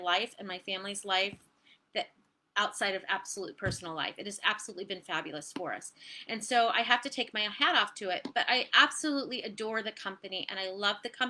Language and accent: English; Virginia, United States; also born or lived in Ohio; So I live in Virginia. I grew up in Virginia. We detoured to Ohio. Now we're back